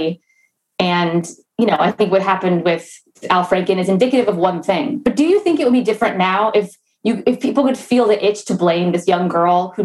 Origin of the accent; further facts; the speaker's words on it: United States; I'm from the DC suburbs. People shit on my hometown all the time